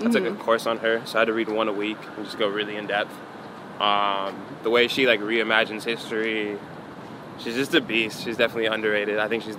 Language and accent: English; Santa Monica, California, United States; So, like, I always was exposed to that growing up in Santa Monica.